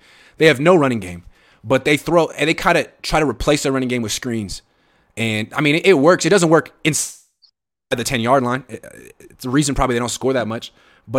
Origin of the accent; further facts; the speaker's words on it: Oakland, California, United States; I'm from Oakland.